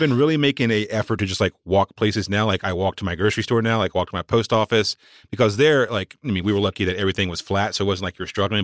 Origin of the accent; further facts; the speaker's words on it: Walnut Cove, North Carolina, United States; moved away; my hometown is a place called Walnut Cove, North Carolina